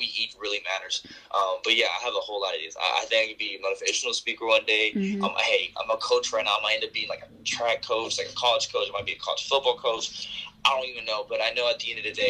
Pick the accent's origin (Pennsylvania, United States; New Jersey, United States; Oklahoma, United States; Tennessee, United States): Oklahoma, United States; Tulsa; also born or lived in Colorado Springs, Colorado; I am from Tulsa, Oklahoma